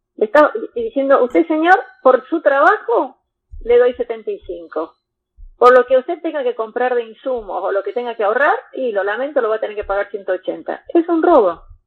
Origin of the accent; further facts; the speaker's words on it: Argentina; somos todos argentinos